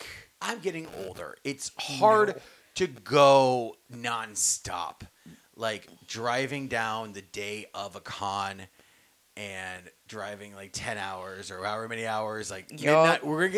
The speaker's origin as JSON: {"language": "English", "region": "New York", "country": "United States", "said": "I'm from New York."}